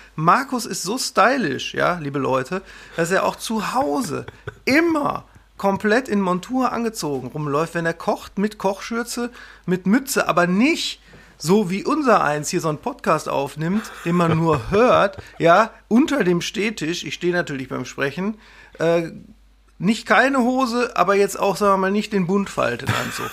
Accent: Wesel, North Rhine-Westphalia, Germany; moved away as an adult; also born or lived in Bochum / Berlin; now in Münsterland, Germany; Ich bin in Wesel am Niederrhein aufgewachsen

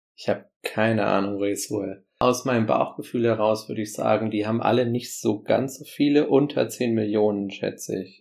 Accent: Bremen, Germany; Hier in Bremen, in meiner Heimatstadt

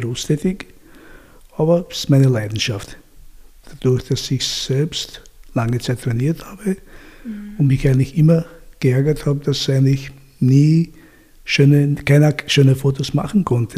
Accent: Austria; ich bin nicht in Österreich geboren, aber ich bin hier aufgewachsen

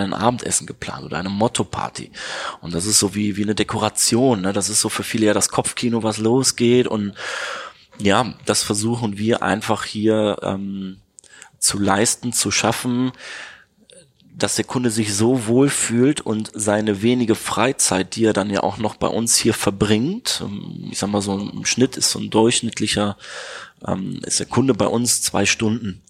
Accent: Neuss, North Rhine-Westphalia, Germany; moved away as an adult; Ich komme gebürtig aus dem schönen Neuss bei Düsseldorf

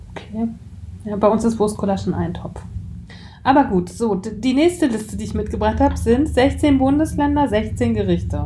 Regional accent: Mecklenburg-Vorpommern, Germany; Ich bin ja aus Mecklenburg-Vorpommern

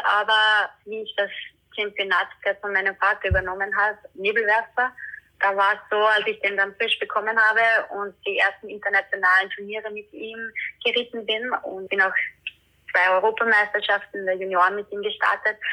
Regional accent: Austria; bei uns in Österreich

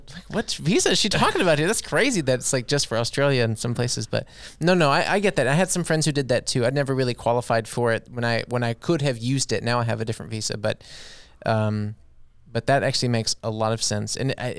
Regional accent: United States; Yeah, I'm from

